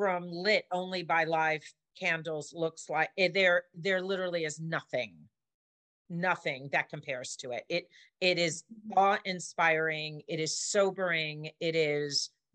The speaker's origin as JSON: {"language": "English", "town": "New York City", "region": "New York", "country": "United States", "tie": "born or raised there", "said": "I was raised in New York City on the Upper West Side"}